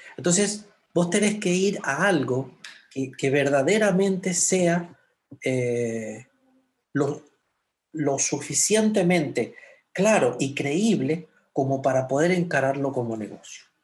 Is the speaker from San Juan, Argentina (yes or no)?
yes; San Juan, Argentina; moved away as an adult; now in Sonora, Mexico; como buen argentino